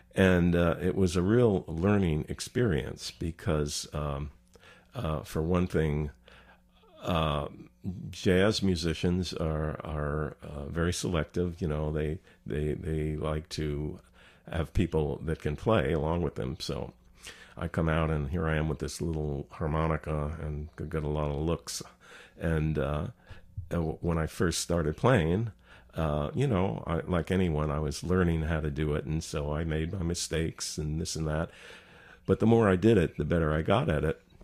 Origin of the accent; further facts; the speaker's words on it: New Jersey, United States; moved away as an adult; also born or lived in Baltimore / Long Branch / Seattle; now in Tucson, United States; I grew up in New Jersey